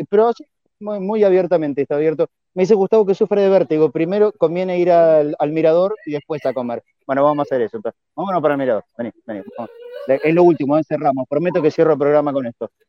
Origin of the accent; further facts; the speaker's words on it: Buenos Aires, Argentina; accent: porteño; yo que vengo de Buenos Aires